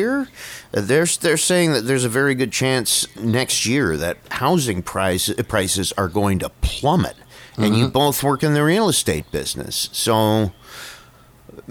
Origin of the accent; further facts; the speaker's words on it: Niagara Falls, Ontario, Canada; I grew up in Niagara Falls